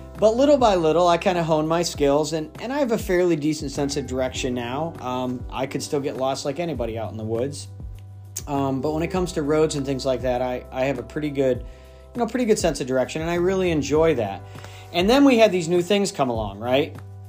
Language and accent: English; Midwest, United States; moved away as an adult; also born or lived in Upstate New York / Scranton, Pennsylvania; I've lived in the Northeast long enough. I feel like I'm a Northeasterner now, but I grew up in the Midwest. And so, you know, where I grew up, pretty much everything is straight.